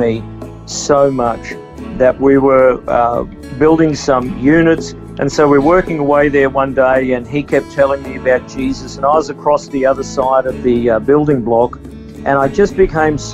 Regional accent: Toowoomba, Queensland, Australia; also born or lived in Dalby, Queensland; I was about 5 years old, and we actually moved from there to another country town called Toowoomba

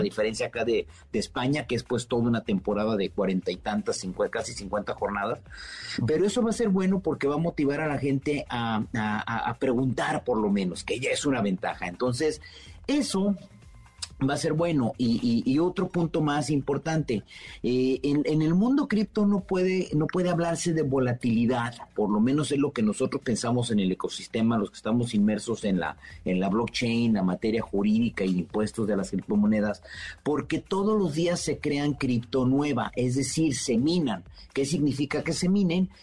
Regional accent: Mexico; como buen mexicano

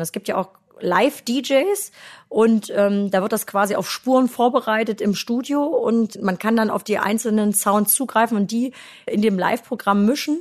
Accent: Germany; Ich komme ja aus dem Harz und äh, da bin ich eigentlich immer schon als sehr kreatives Kind aufgewachsen.

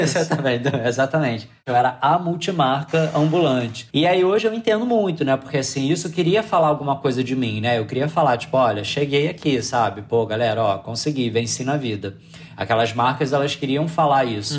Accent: Rio de Janeiro, Brazil; eu sou do Rio

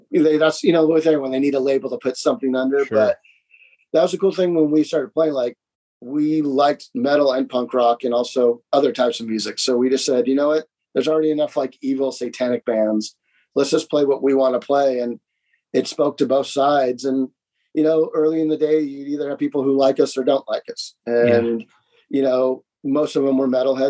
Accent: Santa Monica, California, United States; growing up in Santa Monica

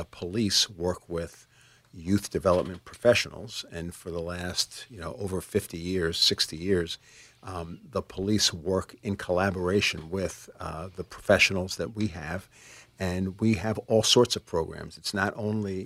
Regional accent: New York City, New York, United States; I was born in the Bronx

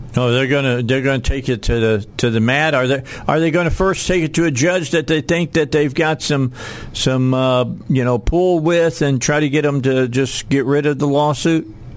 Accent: outside of Chicago, Illinois, United States; now in Arkansas, United States; I wasn't born in Arkansas. I'm a I'm I'm an adopted Arkansan, but the bottom line is I grew up outside of Chicago

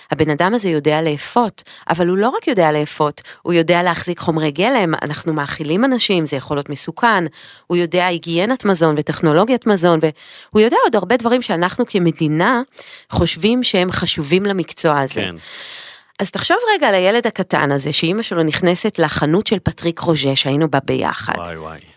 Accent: Haifa, Haifa District, Israel; moved away as an adult; now in Paris, France; גדלתי עם ליאור ברוממה החדשה בחיפה.

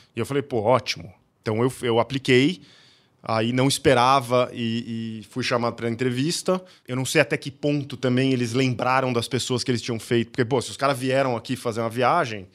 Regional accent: Campinas, São Paulo, Brazil; eu sou nascido em Campinas, cheguei lá, fiz faculdade aqui, era um pequeno caipira lá

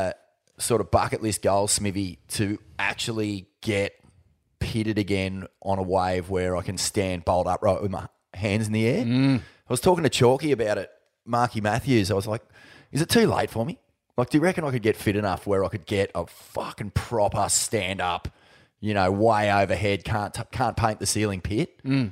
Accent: New Brighton, New South Wales, Australia; I grew up in New Brighton.

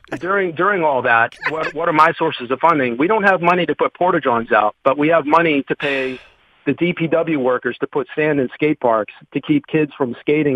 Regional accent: Boston, Massachusetts, United States; now in Pittsburgh, United States; I've been in Pittsburgh 20 years. I moved here from Boston, and it's a beautiful city.

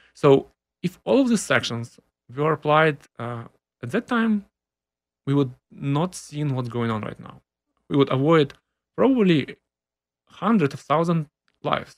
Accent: Simferopol, Crimea, Ukraine; moved away as an adult; now in Austin, United States; I was born in Ukraine, in Crimea, in Simferopol.

